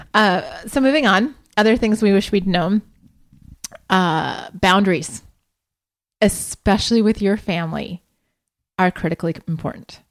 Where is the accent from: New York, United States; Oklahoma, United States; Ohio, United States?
Ohio, United States; Columbus; born or raised there; moved away